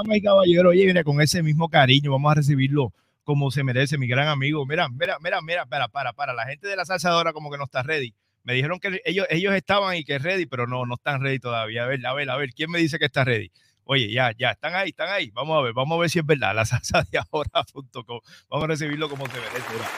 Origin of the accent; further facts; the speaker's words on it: Trujillo Alto, Puerto Rico; vengo de Trujillo Alto